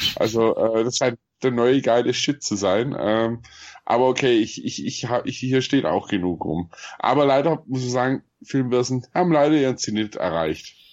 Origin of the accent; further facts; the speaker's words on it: Swabia, Germany; accent: Swabian; ich bin Schwabe, also ich hab einen Sch- Akzent